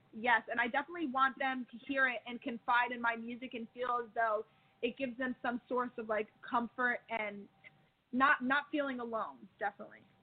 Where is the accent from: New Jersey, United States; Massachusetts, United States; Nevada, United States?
New Jersey, United States; I'm from Jersey